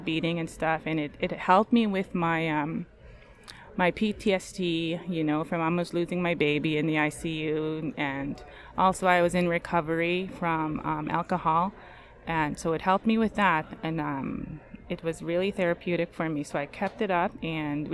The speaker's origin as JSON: {"language": "English", "area": "Big River First Nation", "region": "Saskatchewan", "country": "Canada", "moved": "yes", "lives_now": "Prince Albert, Canada", "said": "I am from Big River First Nations, but I reside in Prince Albert."}